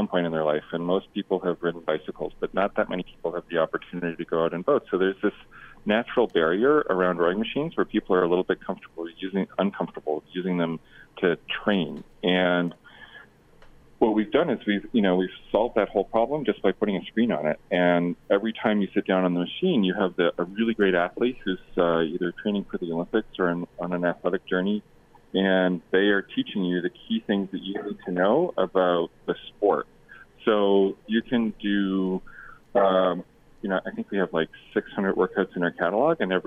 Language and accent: English; Canada; now in United States; So I'm Canadian, and I have my green card, and I coach for the U.S. national team.